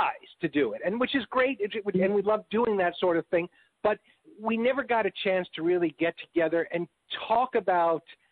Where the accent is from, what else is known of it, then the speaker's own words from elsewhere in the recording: New York, United States; also born or lived in Chicago; now in Texas, United States; I'm from New York